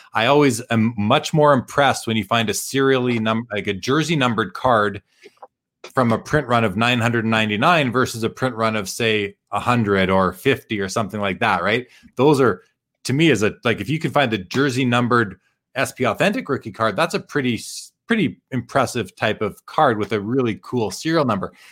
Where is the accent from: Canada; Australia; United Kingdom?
Canada; being Canadian